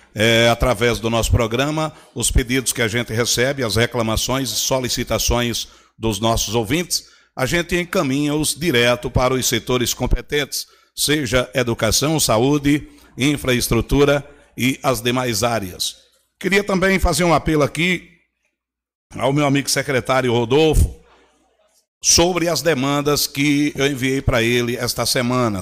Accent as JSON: {"language": "Portuguese", "town": "São Bento", "region": "Paraíba", "country": "Brazil", "tie": "born or raised there", "said": "eu nasci na Rua Velha, me criei na Rua do Açougue"}